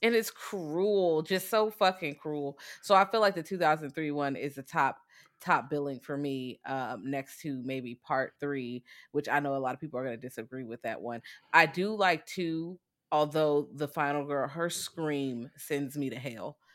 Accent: United States; I'm American

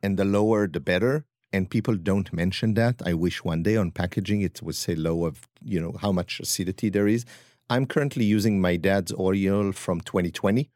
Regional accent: Upper Eastern Galilee, Northern District, Israel; accent: French; moved away as an adult; also born or lived in France / Lyon, France; now in New York, United States; I am from Israel, from the north, from the Galilee, Upper Eastern Galilee

